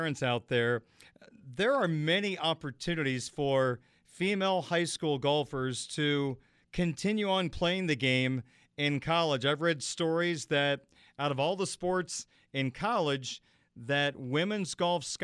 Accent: Illinois, United States; now in Indiana, United States; growing up in Illinois, we played fall golf

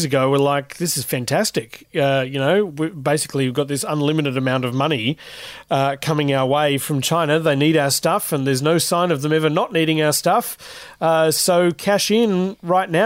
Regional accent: Newcastle, New South Wales, Australia; moved away as an adult; also born or lived in Sydney; I'm from Newcastle in New South Wales, and I got my start in radio at the ABC there. Moved to Sydney in 2012

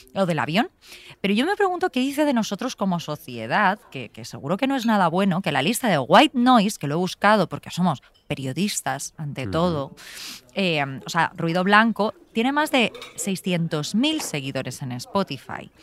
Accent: Alfafar, Valencian Community, Spain; gritamos mucho en alfafar

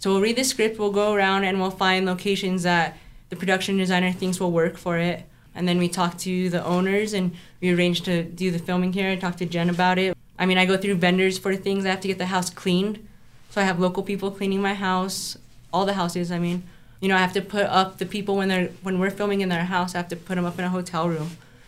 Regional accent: Santa Fe, New Mexico, United States; I'm born and raised in Santa Fe.

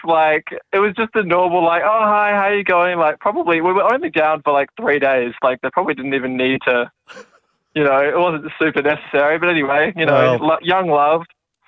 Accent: Perth, Western Australia, Australia; I grew up in Perth

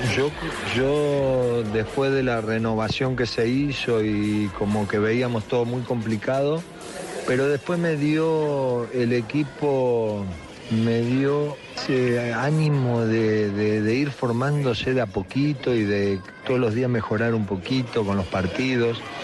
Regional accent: Argentina; somos argentinos

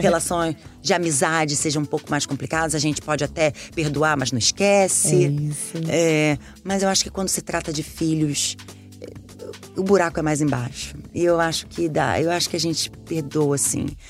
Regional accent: Brazil

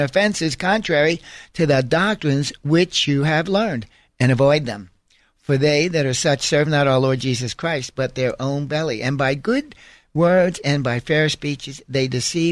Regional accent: New York, United States; a Roman Catholic growing up in New York

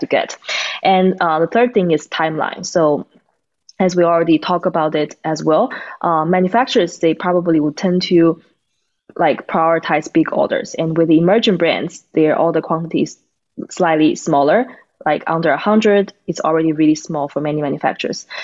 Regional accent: China; moved away as an adult; now in United States; Tatiana and I, we are from China, and uh, we are college friends. So we came to the U.S.

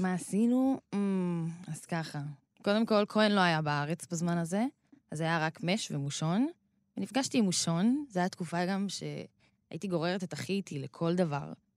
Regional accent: Rehovot, Central District, Israel; אני באה מקריית משה ברחובות, שזו שכונה של שרוב התושבים בה הם אה, מהקה, מהקהילה האתיופית

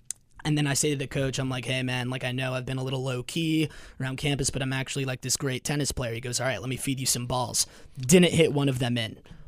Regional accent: Los Angeles, California, United States; moved away; so I'm from Los Angeles, where volleyball is very big

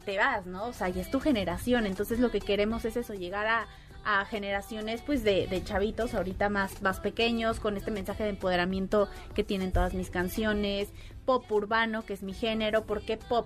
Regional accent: Mexico; Yo como mexicana en otro país

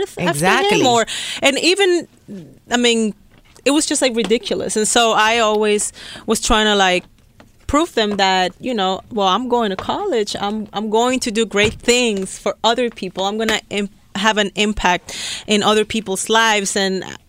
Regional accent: Dominican Republic; I'm a Latina and I grew up in Dominican Republic. I was born and raised there

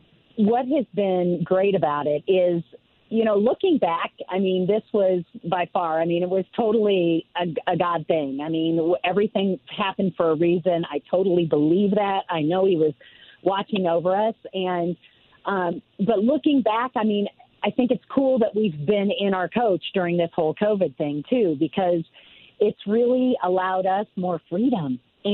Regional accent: Chicago, Illinois, United States; moved away as an adult; right now I'm from here. you know, originally I was from Chicago.

